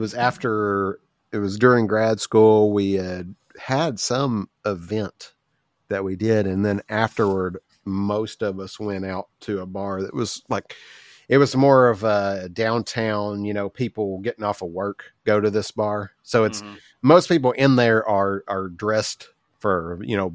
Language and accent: English; Southern United States, United States; accent: Southern; I have a pretty obvious accent